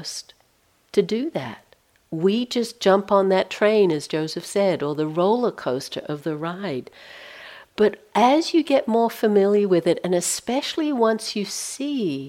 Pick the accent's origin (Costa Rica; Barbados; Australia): Australia; moved away as an adult; I'm from Australia. I left there in 1980, so been out of, haven't lived there for a long time.